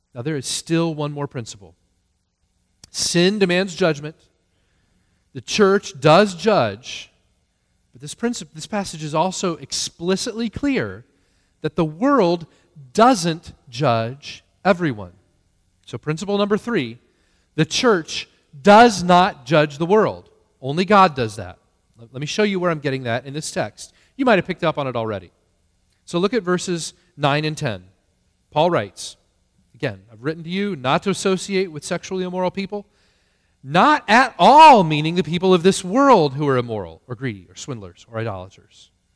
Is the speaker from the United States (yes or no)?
yes; United States; as American Christians